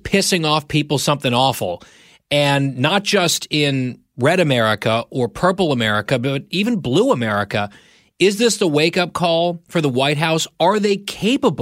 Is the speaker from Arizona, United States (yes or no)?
no; New Jersey, United States; moved away; I'm from a suburban town outside of New York City. It's where I grew up. It's where I went to high school.